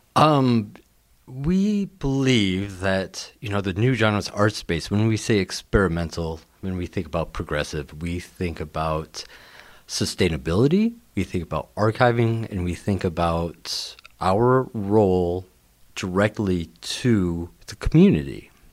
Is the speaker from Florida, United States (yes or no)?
no; Rockford, Illinois, United States; I'm from Rockford, so Rockford is my hometown